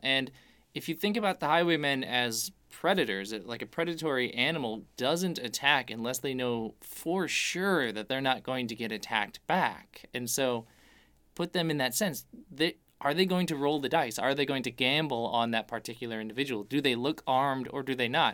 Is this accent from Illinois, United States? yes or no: yes; Chicago, Illinois, United States; we're from Chicago